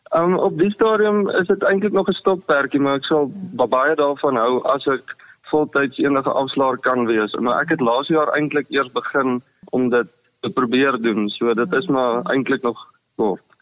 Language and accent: Afrikaans; Olifantshoek, Northern Cape, South Africa; also born or lived in Potchefstroom (North-West University); Ek het groot geword in die Olifantshoek Appington omgewing op 'n plaas